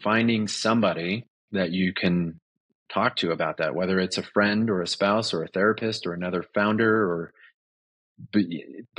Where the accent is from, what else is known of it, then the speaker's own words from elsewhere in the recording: Southern California, United States; moved away as an adult; also born or lived in Los Angeles, California; now in Colorado, United States; I grew up in Southern California.